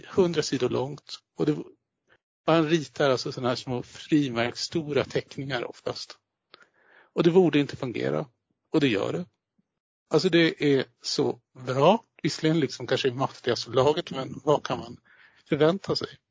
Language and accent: Swedish; southern Sweden, Sweden; mig som är uppväxt söderut